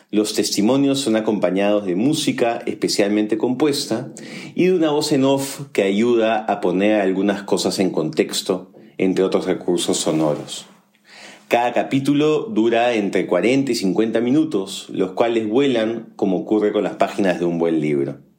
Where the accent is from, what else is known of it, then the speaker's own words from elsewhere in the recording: Colombia; Soy colombiana y Daniel peruano.